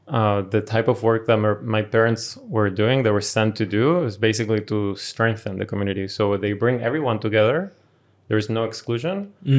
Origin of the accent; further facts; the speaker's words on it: Paraguay; born there; Yeah, so I was born in Paraguay to a Venezuelan father, a Brazilian mother